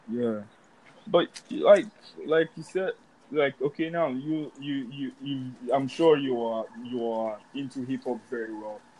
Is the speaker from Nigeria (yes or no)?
yes; Nigeria; I make hip hop. I'm from Nigeria, and my sound is really what everyone in the world should be able to bump to.